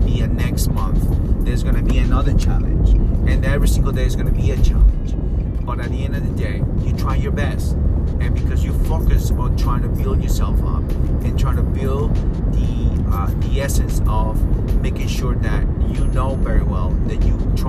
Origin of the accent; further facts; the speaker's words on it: Peru; I'm from Peru. Peru